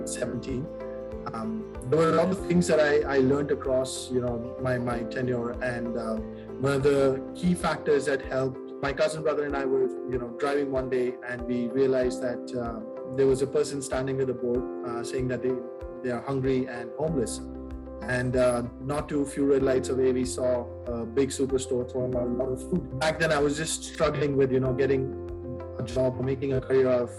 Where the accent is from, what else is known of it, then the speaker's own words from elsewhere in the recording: India; moved away; I'm from India. I did my mechanical engineering from there